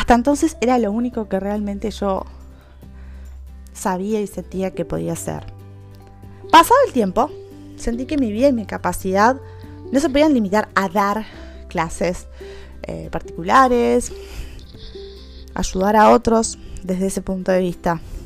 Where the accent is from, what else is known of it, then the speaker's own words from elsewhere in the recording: Uruguay; soy de Uruguay